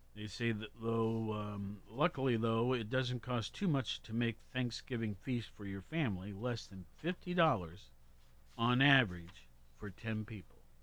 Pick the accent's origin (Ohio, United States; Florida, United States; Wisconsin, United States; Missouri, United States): Ohio, United States; Worthington; I grew up in Columbus or Worthington, suburb of Columbus